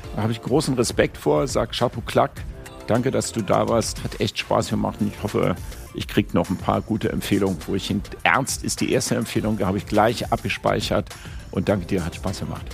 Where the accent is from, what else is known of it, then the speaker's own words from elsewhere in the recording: Berlin, Germany; ich bin Berliner